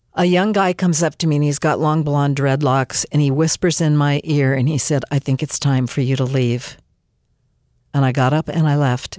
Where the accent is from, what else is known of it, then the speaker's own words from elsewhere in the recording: Southern California, United States; also born or lived in Canada; I was born in Canada and, um, raised in Southern California